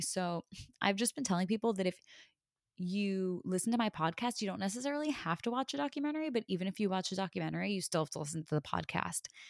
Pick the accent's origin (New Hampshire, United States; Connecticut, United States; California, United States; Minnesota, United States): Connecticut, United States; growing up in Connecticut